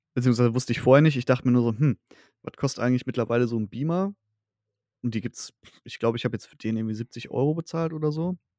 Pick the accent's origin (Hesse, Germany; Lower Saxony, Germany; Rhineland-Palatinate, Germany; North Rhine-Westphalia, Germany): North Rhine-Westphalia, Germany; Sauerland / Ruhr area; born or raised there